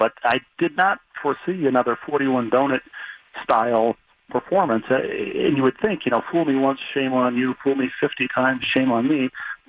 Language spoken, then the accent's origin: English; Bloomington, Minnesota, United States; It's in your DNA from growing up in Bloomington, and the Vikings were playing there when I was a kid.